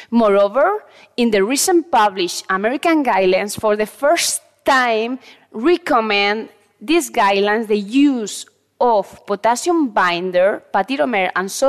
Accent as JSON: {"language": "English", "town": "Valencia", "region": "Valencian Community", "country": "Spain", "said": "I'm a cardiologist from Valencia, Spain, and a professor of the University of Valencia."}